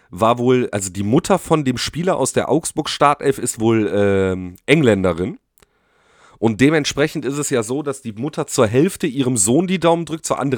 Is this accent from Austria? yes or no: no; Poland; ich bin jetzt auch, also ich bin ja auch äh, Pole, ne?